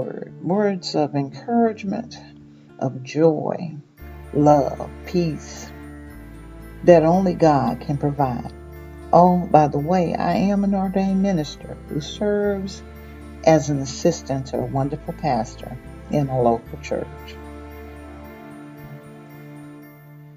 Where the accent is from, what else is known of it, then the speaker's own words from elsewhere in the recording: Mississippi, United States; moved away; I was born and raised in Mississippi, but I have traveled and lived in many places